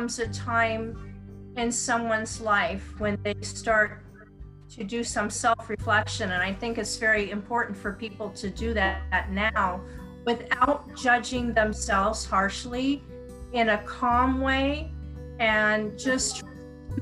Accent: United States; I'm an American

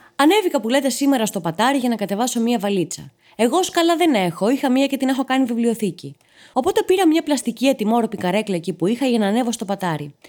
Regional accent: Patras, Western Greece, Greece; μεγάλωσα και γεννήθηκα στην Πάτρα

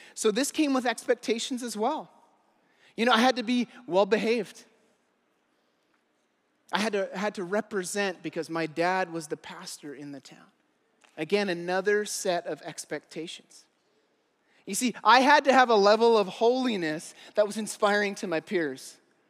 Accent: Eastern Canada, Canada; I grew up in Eastern Canada. It was all these small fishing villages.

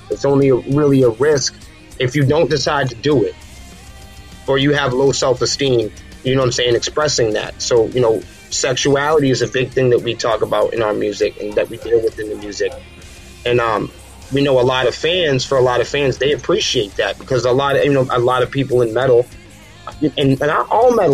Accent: Manchester, New Hampshire, United States; again, we're from Manchester, New Hampshire, and that's a that's a very big town. It's a very dense, small town um, in southern New Hampshire.

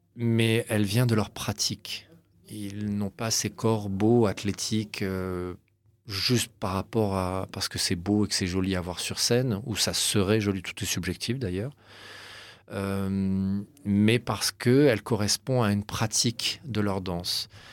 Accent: Cannes, Provence-Alpes-Côte d'Azur, France; je suis né à Cannes

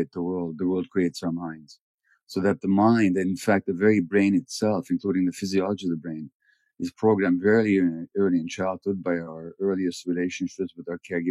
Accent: Budapest, Hungary; I was born in January 1944 in Budapest, 2 months before the Nazis occupied Hungary

